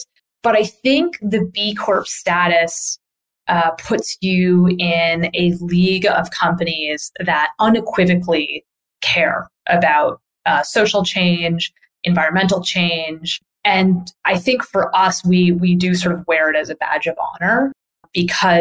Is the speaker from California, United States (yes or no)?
no; New York area, United States; also born or lived in Boston; I'm from the New York area. I lived in Boston for a number of years